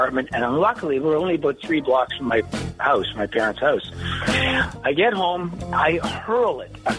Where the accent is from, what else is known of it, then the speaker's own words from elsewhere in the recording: Scotland, United Kingdom; My mom was Scottish. Yeah, I'm from Scotland originally.